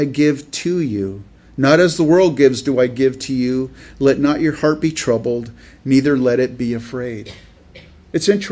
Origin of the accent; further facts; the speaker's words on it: California, United States; I grew up in California where there's rattlesnake